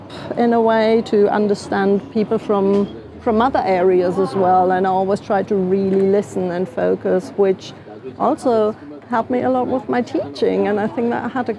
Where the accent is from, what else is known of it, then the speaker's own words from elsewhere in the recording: Koblenz, Rhineland-Palatinate, Germany; also born or lived in Darmstadt; And I am actually from the Rhineland originally. I was born in Koblenz, grew up there for 9 years. Then we moved to Darmstadt because of my father's professional shift. Darmstadt's near Frankfurt. And I lived there for another 9 years.